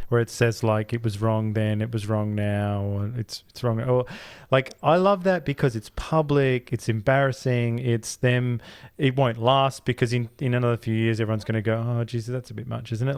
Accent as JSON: {"language": "English", "country": "Australia", "said": "we're Australian, all we hear is Australian."}